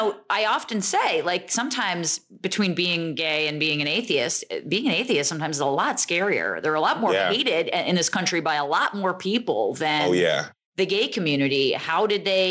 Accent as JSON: {"language": "English", "region": "New Jersey", "country": "United States", "said": "I'm from Jersey"}